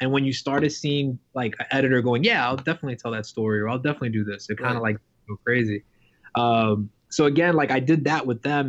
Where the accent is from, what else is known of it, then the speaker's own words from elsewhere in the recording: New York City, New York, United States; I grew up in New York City from a very, very Dominican family, like super immigrant family.